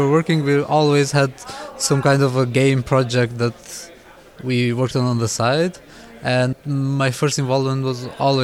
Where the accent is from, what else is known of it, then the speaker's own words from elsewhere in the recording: Kosovo; now in Berlin, Germany; I'm from Kosovo, but currently based in Germany, in Berlin.